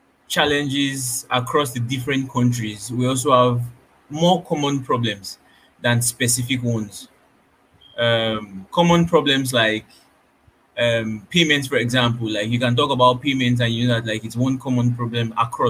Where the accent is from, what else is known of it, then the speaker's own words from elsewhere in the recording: Nigeria; Everybody on this panel, for example, are Nigerians